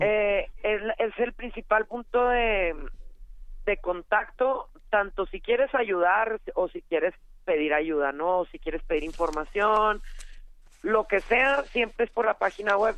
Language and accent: Spanish; Chihuahua, Mexico; Yo soy de Chihuahua, ahí deben de notar por el acento.